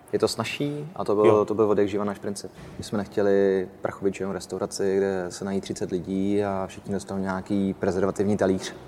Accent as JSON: {"language": "Czech", "country": "Czechia", "said": "jsme Češi"}